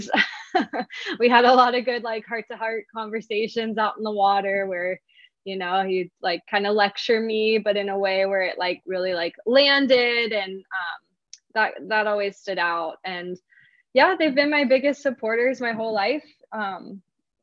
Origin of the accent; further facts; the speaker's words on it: Hilton Head, South Carolina, United States; where I grew up in Hilton Head in South Carolina.